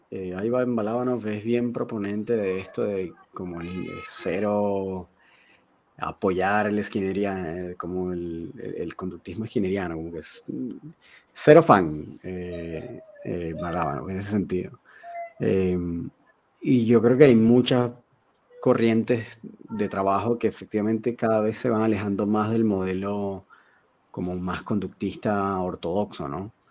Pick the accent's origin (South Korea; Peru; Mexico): South Korea; Spanish is a second language; pero yo soy coreano, cacho, claro.